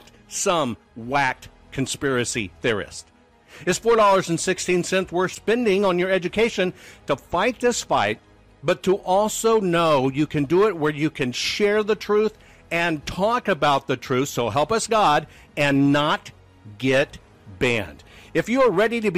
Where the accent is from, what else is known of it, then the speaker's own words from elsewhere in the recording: Arkansas, United States; I'm from Arkansas.